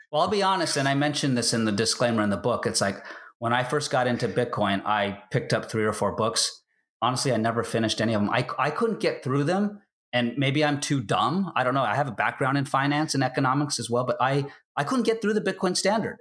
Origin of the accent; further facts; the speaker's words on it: United States; I'm an American